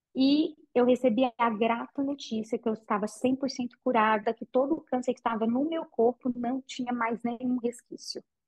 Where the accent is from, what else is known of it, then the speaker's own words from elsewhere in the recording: Patrocínio, Minas Gerais, Brazil; now in Goiânia, Brazil; Eu sou de uma cidade do interior de Minas chamada Patrocínio